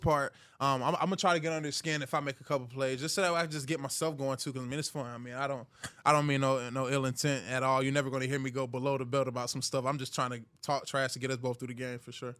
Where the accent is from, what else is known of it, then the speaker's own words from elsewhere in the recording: Hiram, Georgia, United States; I'm from Hiram, Georgia